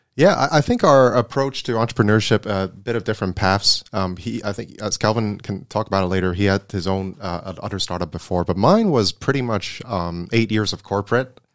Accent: Hong Kong; also born or lived in Netherlands; I was born and raised in Hong Kong, and, uh, born and bred here

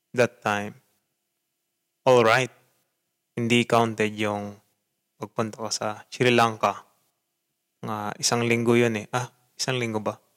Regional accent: Philippines; moved away as an adult; also born or lived in Japan; bansa na iyong kinalakihan na dun sa bansa ako na pinanggalingan ko, syempre Pilipinas

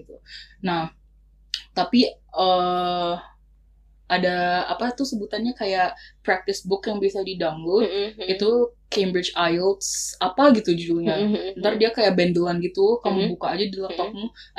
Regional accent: Yogyakarta, Special Region of Yogyakarta, Indonesia; aku kan anak Jogja. Mm-hmm. Aku kuliah di Jogja

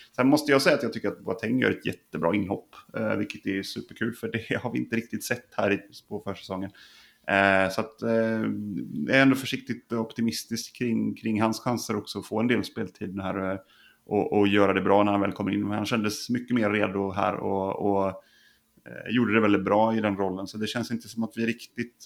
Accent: Ulricehamn, Västra Götaland, Sweden; Det är min, min födelseort

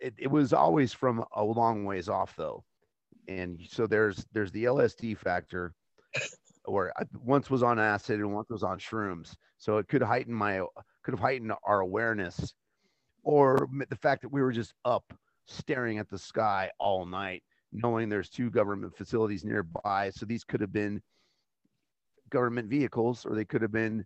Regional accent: Albuquerque, New Mexico, United States; I grew up in Albuquerque, New Mexico

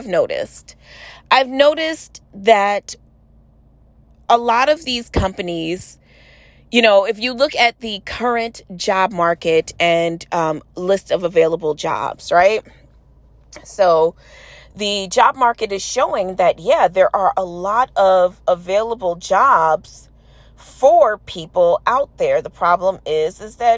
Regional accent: New York City, New York, United States; I'm from New York City

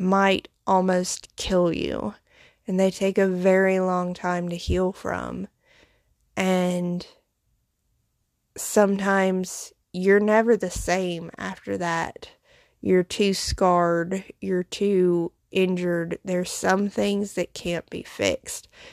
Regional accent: foothills of the Appalachian Mountains, the South, United States; accent: Southern; my accent, I grew up in the South, in the Bible Belt, uh, in the foothills of the Appalachian Mountains

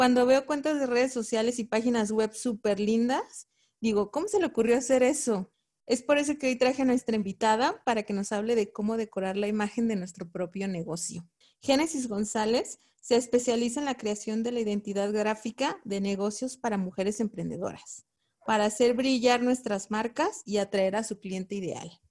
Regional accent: Venezuela; now in Chicago, United States; No, yo soy venezolana.

